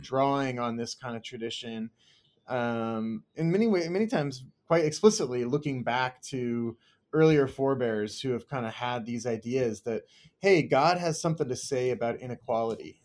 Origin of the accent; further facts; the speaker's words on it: United States; also born or lived in Kansas, United States / Southern California, United States; grew up in Kansas and Southern California and spent kinda my childhood between those two places